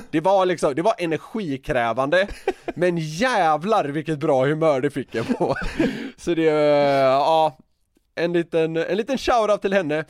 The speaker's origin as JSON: {"language": "Swedish", "town": "Gothenburg", "region": "Västra Götaland", "country": "Sweden", "accent": "Gothenburg dialect", "moved": "yes", "said": "som göteborgare"}